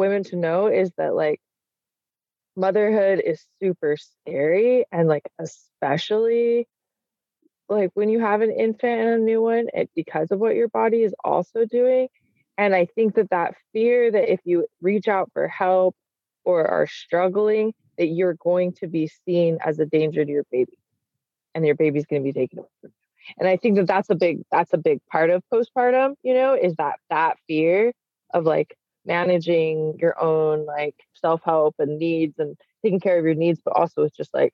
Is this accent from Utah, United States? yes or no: yes; Salt Lake City, Utah, United States; now in Washington, United States; I grew up in Salt Lake City where there are large families